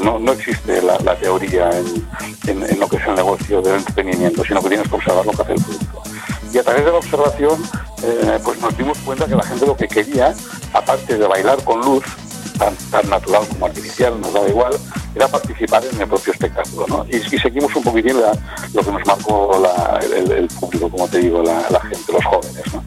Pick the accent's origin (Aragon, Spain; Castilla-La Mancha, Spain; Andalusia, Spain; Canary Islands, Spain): Aragon, Spain; es mi tierra, ¿no? Estamos en Aragón, estamos en Zaragoza